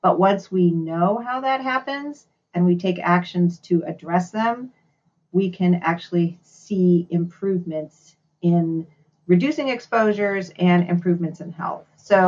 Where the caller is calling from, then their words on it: Oakland, California, United States; I'm calling in from the East Bay in California, so the Oakland area.